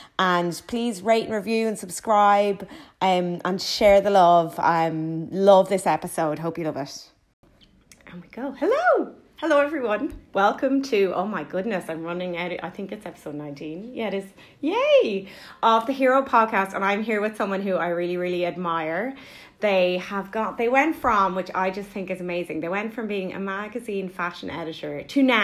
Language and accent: English; Kilkenny, Leinster, Ireland; I'm from Kilkenny.